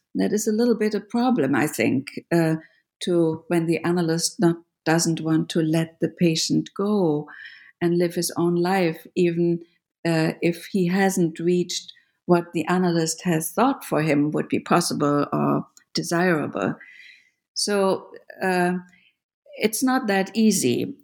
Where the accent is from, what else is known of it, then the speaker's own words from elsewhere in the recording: Germany; moved away; I grew up in Germany